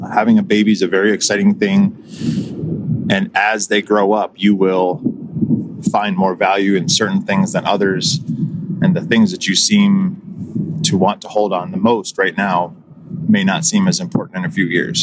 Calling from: Toledo, Ohio, United States; I'm calling from the Toledo, Ohio area.

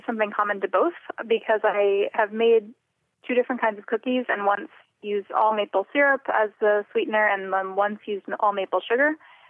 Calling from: Somerville, Massachusetts, United States; I'm calling from Somerville.

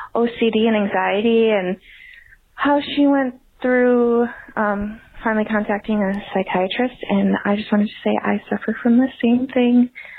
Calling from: Minneapolis, Minnesota, United States; I'm calling from Minneapolis, Minnesota.

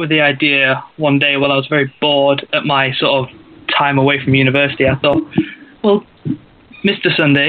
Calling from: United Kingdom; from the UK.

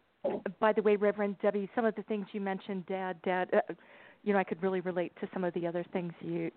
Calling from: Texas, United States

